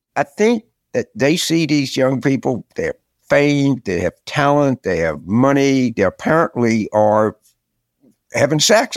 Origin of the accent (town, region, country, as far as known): Carville, Louisiana, United States; born or raised there